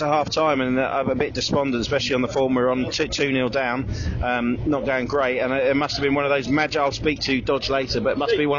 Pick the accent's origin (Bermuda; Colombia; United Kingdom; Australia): United Kingdom; Hertfordshire, East of England; I'm definitely from Hertfordshire.